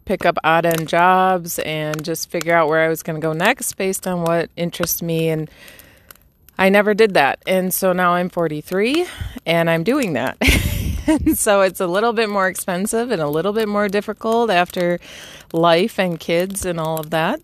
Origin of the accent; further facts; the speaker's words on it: Michigan, United States; I'm from Michigan, born and raised, still live there today